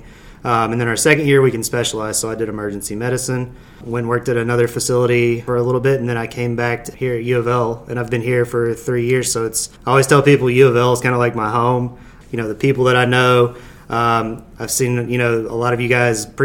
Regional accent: Hopkinsville, Kentucky, United States; also born or lived in Bowling Green, Kentucky / Nashville, Tennessee; I am originally from Hopkinsville, Kentucky

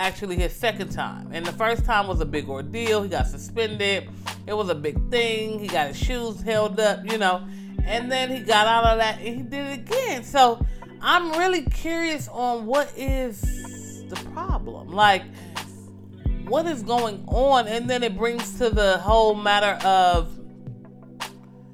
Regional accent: Los Angeles, California, United States; I'm from Los Angeles, California, gang infested. I don't live in the the ritzy part. You know, I was born and raised in the hood

